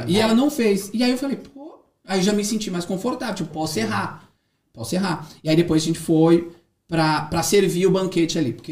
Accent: Brazil; moved away as an adult; now in Dublin, Ireland; eu saí do Brasil, é... minha língua, meu idioma...

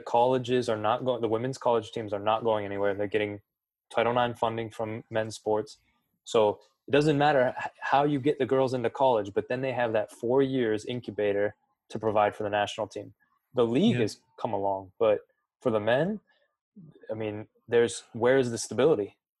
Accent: 45 minutes from LeBron James High School, Ohio, United States; I grew up 45 minutes from LeBron James High School

